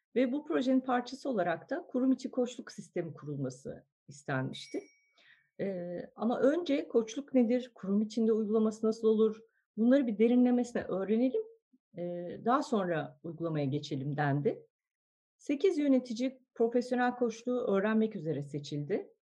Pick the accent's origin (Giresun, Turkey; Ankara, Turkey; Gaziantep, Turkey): Ankara, Turkey; moved away as an adult; now in Istanbul, Turkey; Ben Ankara doğumluyum. Lisans mezuniyetimin ardından İstanbul'a